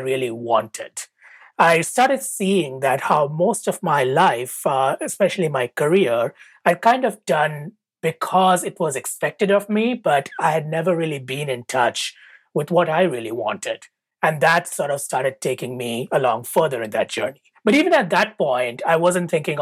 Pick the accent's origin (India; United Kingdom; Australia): India; moved away as an adult; now in United States; I grew up in India